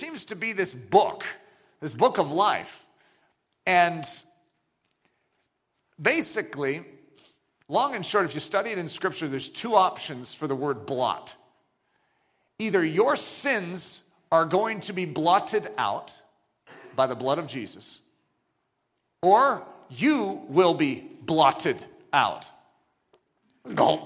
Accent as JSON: {"language": "English", "country": "United States", "tie": "born or raised there", "said": "I grew up in America"}